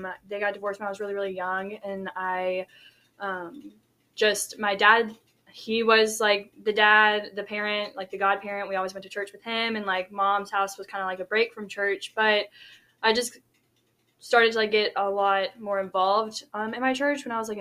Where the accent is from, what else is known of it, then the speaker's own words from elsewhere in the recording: Shreveport, Louisiana, United States; I'm from Shreveport, Louisiana, which is North Louisiana, about 3 hours from Baton Rouge